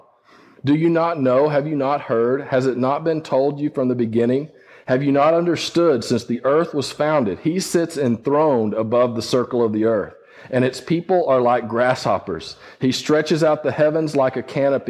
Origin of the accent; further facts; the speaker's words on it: West Texas, United States; growing up in West Texas, I worked sheep